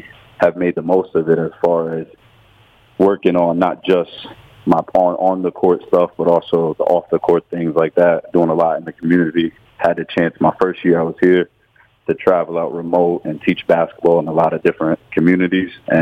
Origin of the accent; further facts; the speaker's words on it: Connecticut, United States; moved away as an adult; also born or lived in New York / Rhode Island; now in Darwin, Australia; I was raised in Connecticut